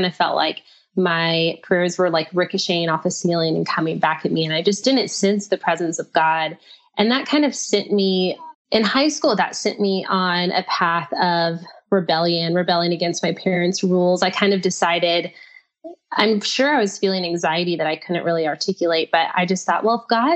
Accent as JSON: {"language": "English", "region": "Texas", "country": "United States", "tie": "born or raised there", "also_born_or_lived": "Brazil / Nashville / England", "said": "I grew up in Texas where it's like 71% Christian"}